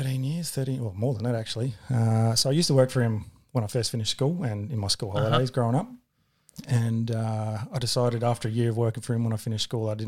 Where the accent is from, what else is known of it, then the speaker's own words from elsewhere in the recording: Adelaide, South Australia, Australia; I'm from Adelaide, man.